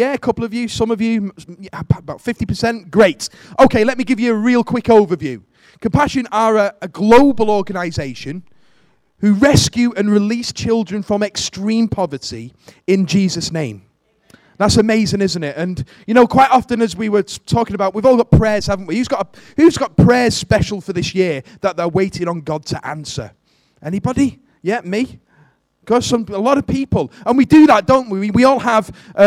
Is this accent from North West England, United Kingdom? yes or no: yes; Warrington, North West England, United Kingdom; I'm from Warrington.